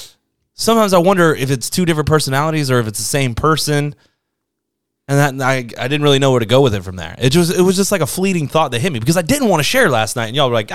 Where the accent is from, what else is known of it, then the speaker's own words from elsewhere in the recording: Buffalo, New York, United States; Okay, I was born in Buffalo.